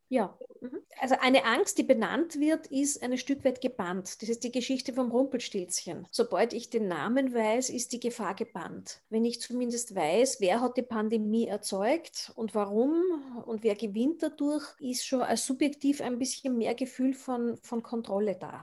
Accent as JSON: {"language": "German", "country": "Austria", "said": "bei uns in Österreich"}